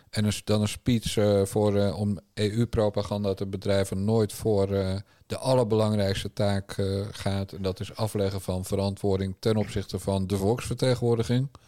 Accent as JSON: {"language": "Dutch", "region": "Friesland", "country": "Netherlands", "said": "Ik ben een Fries, hè? geen Friesin. Iemand uit Friesland"}